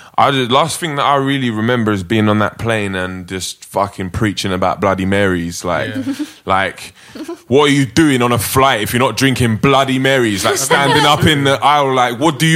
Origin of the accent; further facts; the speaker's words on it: England, United Kingdom; we're all English